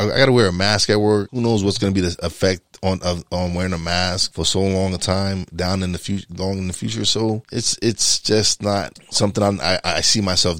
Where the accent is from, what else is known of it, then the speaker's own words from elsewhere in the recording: New York City, New York, United States; I'm from East New York, Brooklyn.